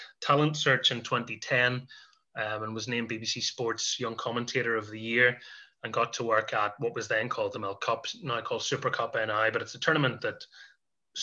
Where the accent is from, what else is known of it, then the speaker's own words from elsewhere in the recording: Carrickfergus, Northern Ireland, United Kingdom; my hometown team